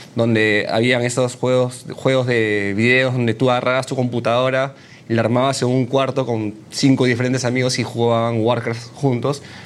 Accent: Peru; also born or lived in China; cuando regresé a Perú

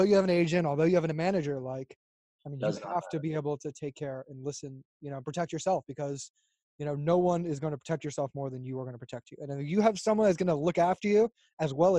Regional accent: Fort Lauderdale, Florida, United States; now in Los Angeles, United States; I'm from Florida, and I mean, Fort Lauderdale, it's beautiful

